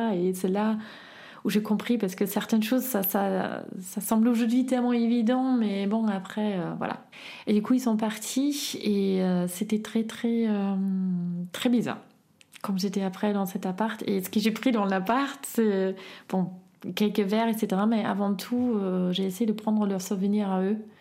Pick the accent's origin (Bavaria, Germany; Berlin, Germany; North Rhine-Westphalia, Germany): Berlin, Germany; French is a second language; moved away as an adult; now in Grenoble, France; je viens initialement de Berlin, Est, à Friedrichshain. J'ai grandi avec ma sœur et ma mère